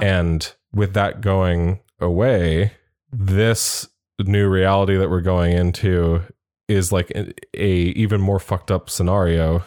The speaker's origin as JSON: {"language": "English", "country": "United States", "said": "as an American"}